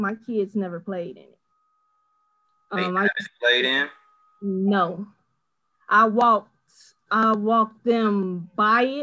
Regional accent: Chicago, Illinois, United States; Jeffrey Manor, the south side of Chicago

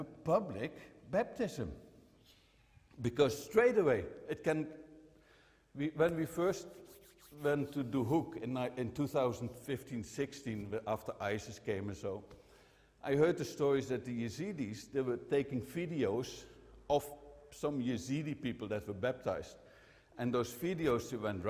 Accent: Netherlands; I'm from the Netherlands

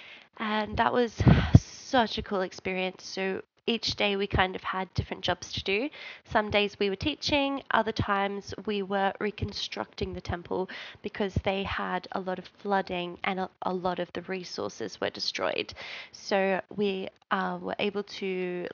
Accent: Australia; we're from Australia

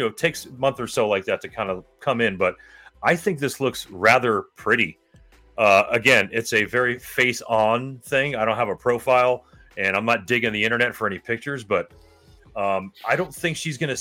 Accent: Miami, Florida, United States; growing up in Miami

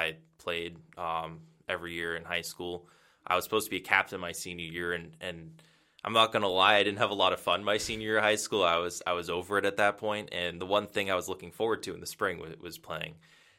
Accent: Milford, Massachusetts, United States; Yeah, so I grew up in New England. I'm from Massachusetts. It's from a town called Milford. It's about central Mass.

